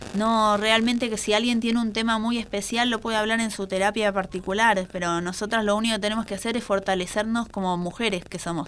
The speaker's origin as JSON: {"language": "Spanish", "country": "Argentina", "said": "como buenas argentinas"}